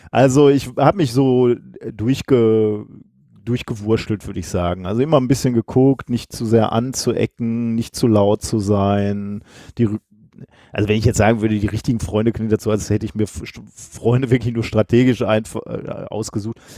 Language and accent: German; Gelsenkirchen, North Rhine-Westphalia, Germany; also born or lived in Recklinghausen; und ich bin dann in Recklinghausen geboren worden. Ja, bin äh, die ersten Jahre dann aber in, in Gelsenkirchen geblieben und habe da auch alles durchlebt, was man durchleben kann.